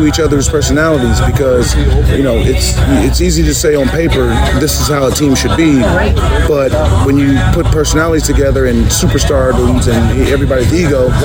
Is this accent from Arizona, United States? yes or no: no; San Diego, California, United States; I'm from San Diego. I had my family there